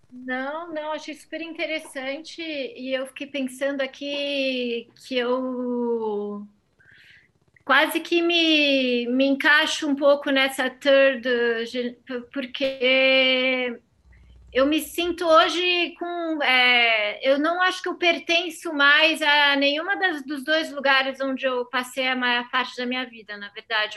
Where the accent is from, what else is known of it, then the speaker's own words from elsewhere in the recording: Rio de Janeiro, Brazil; moved away as an adult; now in France; Eu, eu nasci no Rio de Janeiro, eu cresci no Rio de Janeiro